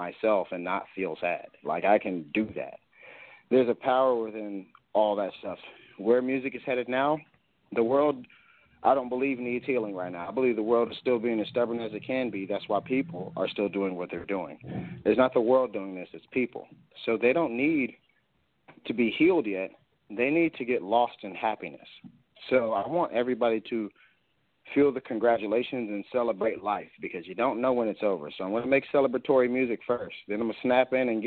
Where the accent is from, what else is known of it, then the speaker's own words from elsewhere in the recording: United States; I'm an American